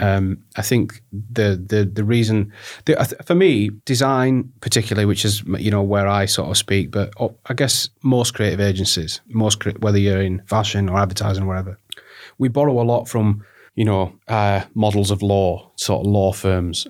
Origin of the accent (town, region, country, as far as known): the north of England, United Kingdom; accent: northern